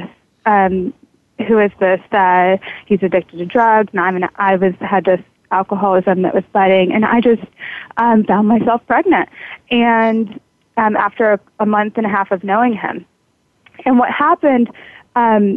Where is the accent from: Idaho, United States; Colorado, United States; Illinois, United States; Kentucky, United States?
Kentucky, United States; I grew up in Kentucky, and it was very southern.